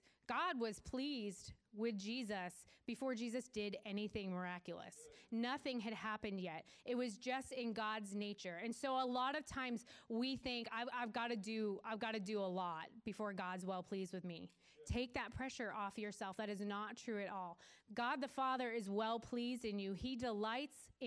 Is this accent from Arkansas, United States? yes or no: no; Weymouth, Massachusetts, United States; So we lived south of Boston. I'm from Weymouth